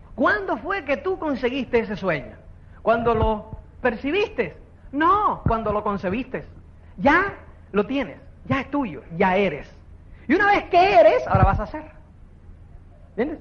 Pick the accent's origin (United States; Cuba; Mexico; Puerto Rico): Cuba; now in Spain; uno, como es cubano